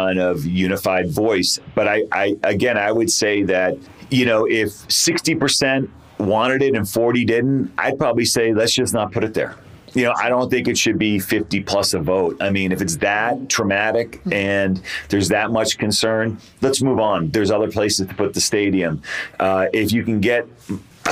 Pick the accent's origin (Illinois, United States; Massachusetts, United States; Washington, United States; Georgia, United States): Massachusetts, United States; Boston; now in Albuquerque, United States; I was raised in the Boston area.